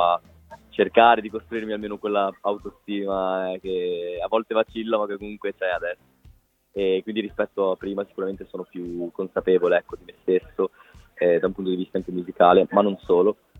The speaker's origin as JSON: {"language": "Italian", "region": "Liguria", "country": "Italy", "said": "da Ligure"}